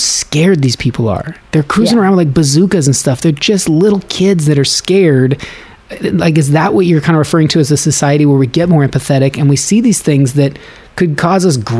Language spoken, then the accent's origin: English; the West, United States; I'm from the West